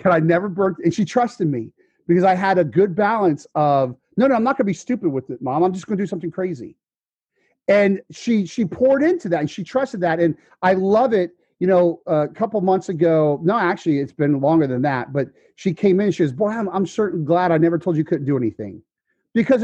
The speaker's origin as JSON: {"language": "English", "town": "Fort Myers", "region": "Florida", "country": "United States", "said": "I'm from Fort Myers, Florida."}